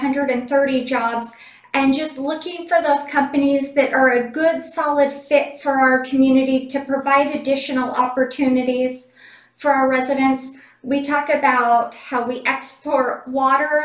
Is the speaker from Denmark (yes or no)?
no; Cedar City, Utah, United States; I was born and raised in Cedar City.